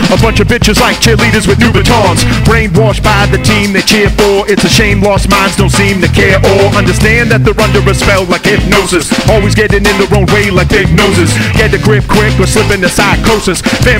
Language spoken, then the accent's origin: English; Boston, Massachusetts, United States; I come across crass, I'm from Boston, Mass.